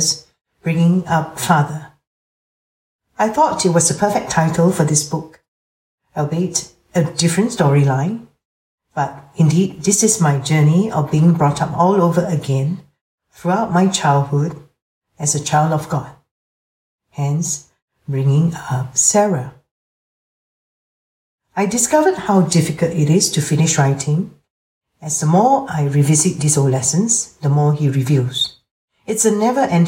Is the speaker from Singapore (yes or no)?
yes; Singapore; I was born and raised in Singapore, a tiny city-state